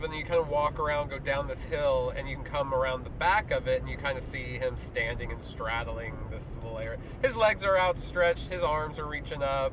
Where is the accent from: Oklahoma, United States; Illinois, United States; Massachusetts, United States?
Oklahoma, United States; we're from Oklahoma